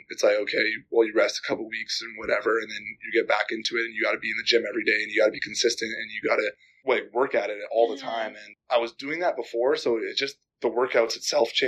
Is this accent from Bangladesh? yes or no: no; Calgary, Alberta, Canada; moved away; I'm from Calgary, so even when I was growing up, Calgary was always kind of like big.